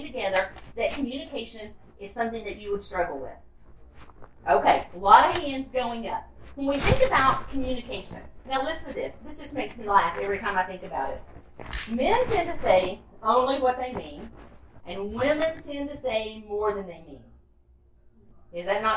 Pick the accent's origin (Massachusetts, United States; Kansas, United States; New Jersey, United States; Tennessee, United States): Tennessee, United States; moved away as an adult; also born or lived in Orlando; I grew up in Tennessee